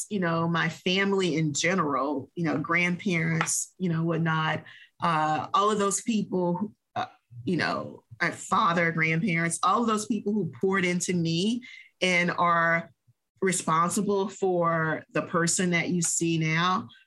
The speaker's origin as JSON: {"language": "English", "town": "New Orleans", "region": "Louisiana", "country": "United States", "tie": "born or raised there", "moved": "yes", "lives_now": "Texas, United States", "said": "I am a New Orleans native. I was born and raised in New Orleans."}